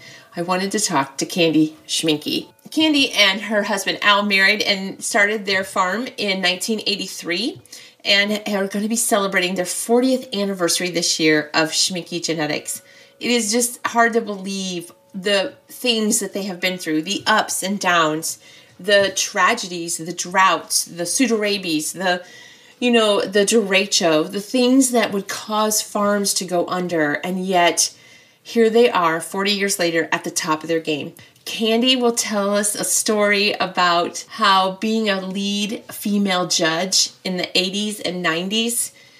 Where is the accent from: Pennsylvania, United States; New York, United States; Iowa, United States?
Iowa, United States; Mechanicsville; I mean, I'm from Mechanicsville, so we're like practically neighbors still.